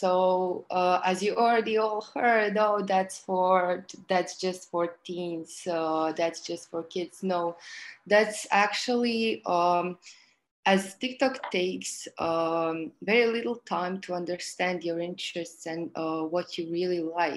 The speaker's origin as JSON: {"language": "English", "country": "Croatia", "said": "I'm from Croatia"}